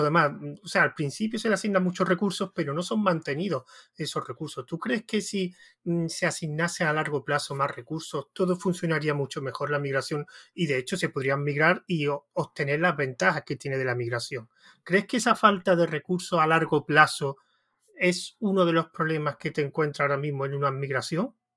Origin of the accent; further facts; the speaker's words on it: Andalusia, Spain; yo soy de Andalucía